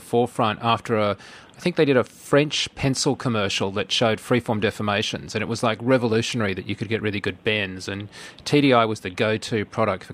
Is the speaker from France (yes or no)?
no; Australia; being an Australian